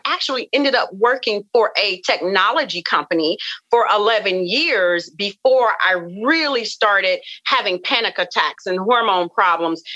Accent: the South, United States; I come from the South and we come from you know a family of just rich cooking rich foods

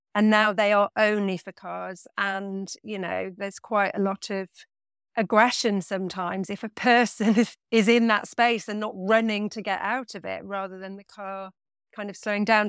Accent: Nottingham, East Midlands, United Kingdom; now in Bristol, United Kingdom; I grew up in Nottingham, in the middle of the city

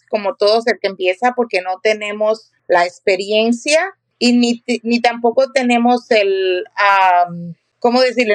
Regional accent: Cuba; moved away as an adult; now in Riverside County, United States; En Cuba, que vengo de Cuba, yo era maestra y cuando llegué a este país

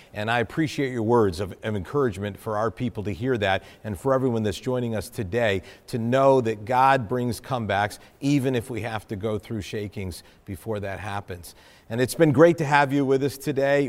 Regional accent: New England, United States; I'm from New England

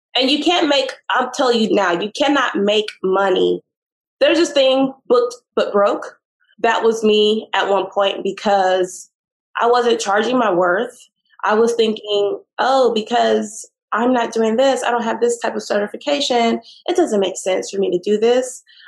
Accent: Austin, Texas, United States; moved away; I'm from Austin.

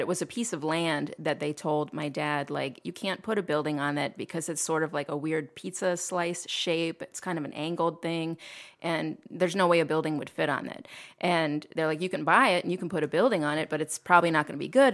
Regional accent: Toledo, Ohio, United States; I was born in Toledo, grew up in, uh, um, Old Orchard neighborhood

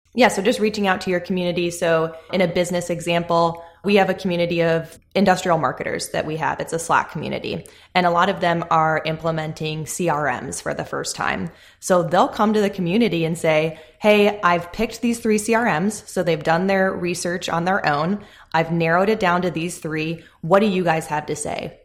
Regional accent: Chicago, Illinois, United States; moved away as an adult; now in Charlotte, United States; I grew up in the Chicagoland area. I spent my whole life there until we moved to Charlotte about a year ago now

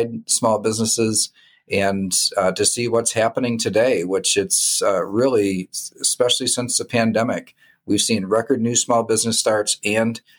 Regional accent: Michigan, United States; also born or lived in Detroit area, Michigan / Ionia County, Michigan; born and raised in Michigan. So when I was really little in the Detroit area, and then my family, after my dad got out of the Army, was settled in the center part of the state where I still reside today in Ionia County

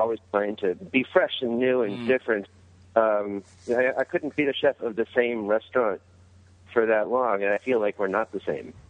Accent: Canada; I really, really am Canadian

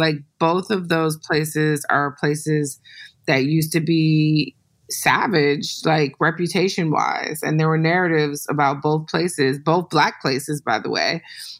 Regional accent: Detroit, Michigan, United States; Yeah, it's the second thing I say. … from Detroit.

